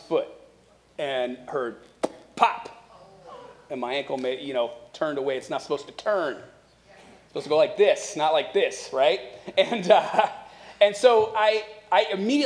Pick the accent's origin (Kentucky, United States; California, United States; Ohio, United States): Ohio, United States; Akron; moved away; visiting family in Akron, Ohio, where we're originally from